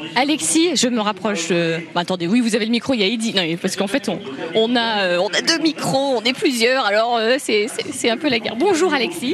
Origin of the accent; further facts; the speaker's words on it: Lorraine, Grand Est, France; je viens de Lorraine